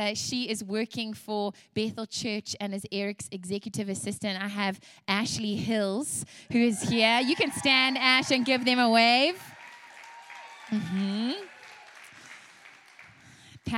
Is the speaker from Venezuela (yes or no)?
no; South Africa; also born or lived in Louisiana, United States; now in United States; And you can hear from my accent as well. I was raised in South Africa. I was actually born in Louisiana